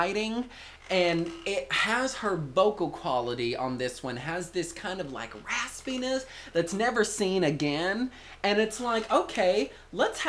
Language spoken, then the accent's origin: English; the South, United States; I'm from the South